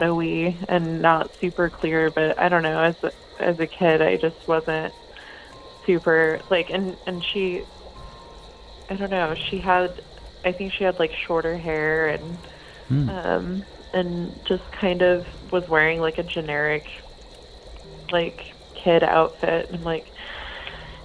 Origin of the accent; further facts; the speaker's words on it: Salem, Oregon, United States; I grew up in Salem